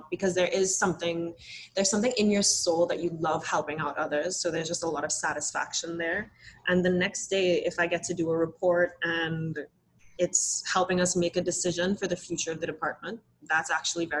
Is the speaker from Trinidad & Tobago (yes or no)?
yes; Trinidad & Tobago; moved away as an adult; I'm born and raised in the lovely Twin Island Republic of Trinidad and Tobago